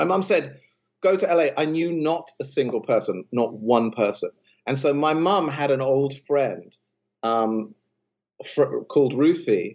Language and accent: English; London, United Kingdom; moved away as an adult; I come from London.